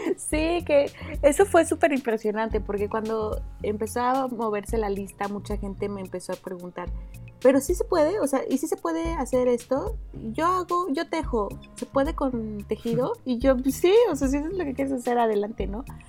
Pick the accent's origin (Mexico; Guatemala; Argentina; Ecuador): Mexico; Oaxaca; Yo soy originaria de Oaxaca